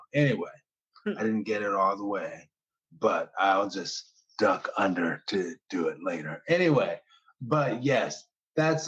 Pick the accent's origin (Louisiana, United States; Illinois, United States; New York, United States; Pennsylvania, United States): Louisiana, United States; New Orleans; I have to represent my area. And I'm from Gentilly